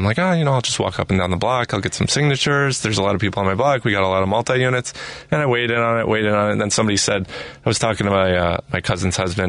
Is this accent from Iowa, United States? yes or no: no; Chicago, Illinois, United States; I grew up in Chicago. My parents grew up in Chicago.